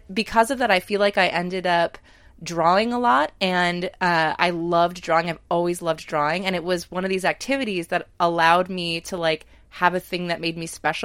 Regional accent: Hazleton, Pennsylvania, United States; I grew up in Northeast Pennsylvania in a town, the city of Hazleton, but specifically in Sugarloaf

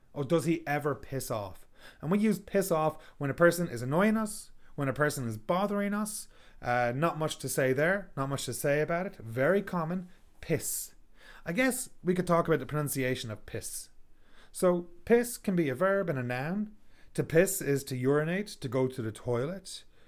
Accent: Ireland; now in Canada; I am from Ireland. I live in Canada.

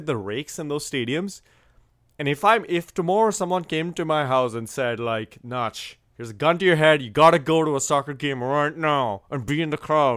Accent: India; moved away; growing up in India

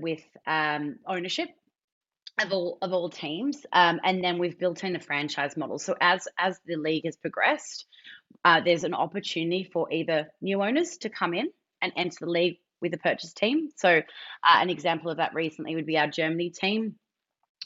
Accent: Australia; as an Australian

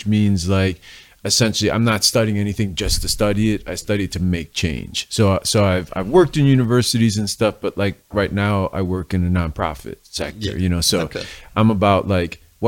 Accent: Cleveland, Ohio, United States; moved away as an adult; now in Philadelphia, United States; I'm from Cleveland, so I'm not from Philly. You know, I've been out in Philly, I don't know, 25 years now or something like that. But I grew up in Cleveland

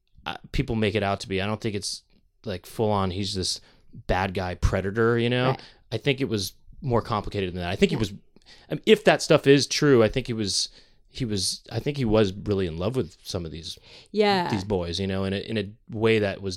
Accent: United States; also born or lived in San Francisco; growing up in the United States

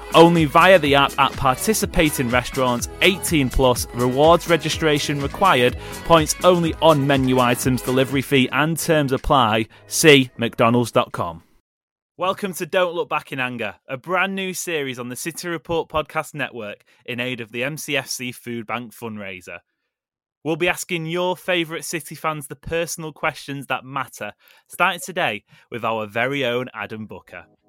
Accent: Manchester, North West England, United Kingdom; I was born in and around Manchester, grew up with a Manchester City supported dad

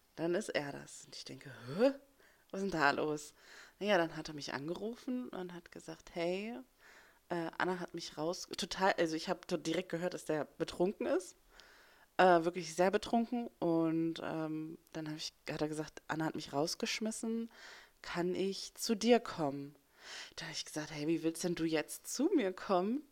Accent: West Germany, Germany; moved away as an adult; ich bin ähm, Westdeutschlands nicht sehr weit von Annes Ausbildungsplatz ähm, aufgewachsen. Also ich bin hier im Osten geboren und bin dann, als ich sechs war, darüber gezogen

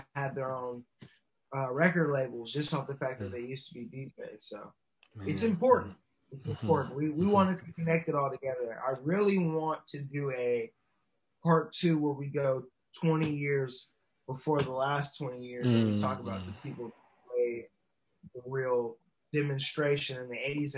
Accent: Inglewood, California, United States; also born or lived in Ladera Heights, California / Harbor City, California; I'm originally from Inglewood. We moved to Ladera when I was about 6, but all of my roots and origins still align either to Inglewood or to the city of Los Angeles

